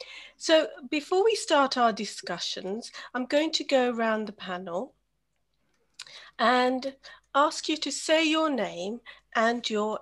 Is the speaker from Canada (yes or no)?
no; United Kingdom; And I am British Asian Bangladeshi.